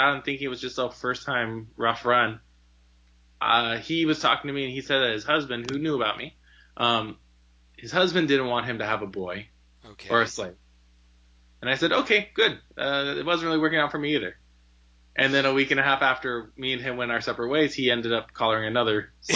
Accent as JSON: {"language": "English", "region": "Southern California", "country": "United States", "tie": "born or raised there", "also_born_or_lived": "Idaho", "said": "I'm a Southern California boy. I was born and raised in Southern California"}